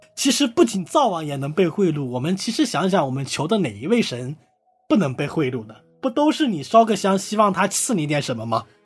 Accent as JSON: {"language": "Chinese", "region": "Hunan", "country": "China", "tie": "born or raised there", "said": "和我的家乡弗兰啦"}